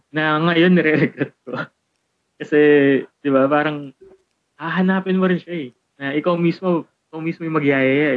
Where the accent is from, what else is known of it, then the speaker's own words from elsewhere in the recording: Philippines; tayo kasi as a Filipino